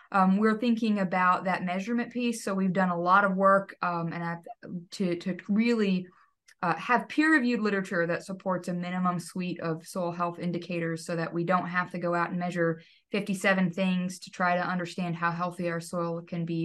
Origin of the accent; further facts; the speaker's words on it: Texas, United States; I grew up in Texas